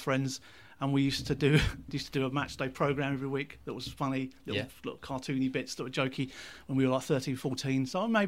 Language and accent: English; Seaford, South East England, United Kingdom; also born or lived in Brighton / Newhaven; I lived in Seaford, New Haven, Brighton for a short time, just around the place really, and ended up back in Seaford where I kind of grew up